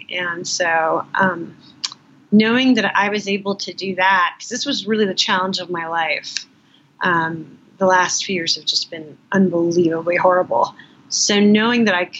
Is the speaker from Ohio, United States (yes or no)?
no; Los Angeles, California, United States; moved away as an adult; also born or lived in Northern New Mexico; now in New York, United States; I grew up in Los Angeles, I never got to know that city the way I got to know New York. I came to New York when I was 18